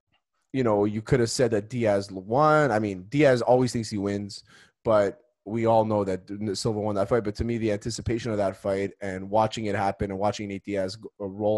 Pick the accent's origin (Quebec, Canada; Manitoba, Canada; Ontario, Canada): Quebec, Canada; Montreal; we're from Montreal